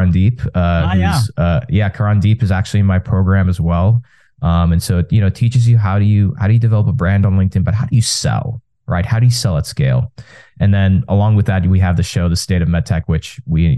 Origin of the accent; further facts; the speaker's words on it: Texas, United States; I was born and raised in Texas, first generation American